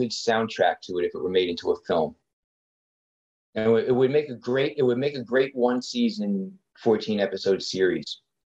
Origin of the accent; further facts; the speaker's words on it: New Jersey, United States; Well, I'm in Central Jersey. I've been in Central Jersey my whole life, in the suburbs